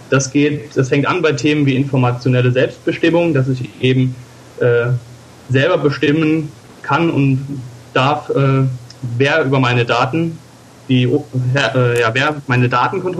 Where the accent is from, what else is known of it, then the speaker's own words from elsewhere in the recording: Rhineland-Palatinate, Germany; Also ich bin aus der Gegend von Koblenz